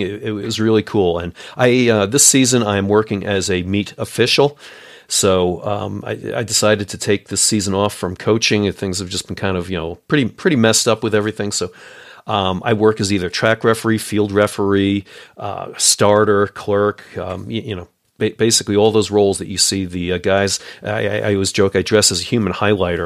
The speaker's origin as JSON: {"language": "English", "region": "New York", "country": "United States", "said": "I'm a New Yorker"}